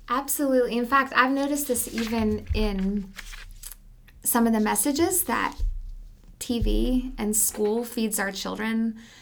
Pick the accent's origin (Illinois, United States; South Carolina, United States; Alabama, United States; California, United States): Alabama, United States; moved away as an adult; also born or lived in Southeast United States; now in Canyon, Texas, United States; We moved from Alabama, and, um, really, this is my first introduction to Texas. I've spent my entire life in the Southeast.